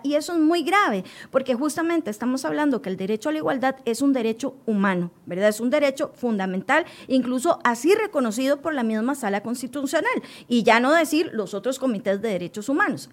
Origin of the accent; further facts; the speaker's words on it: Costa Rica; como ciudadana costarricense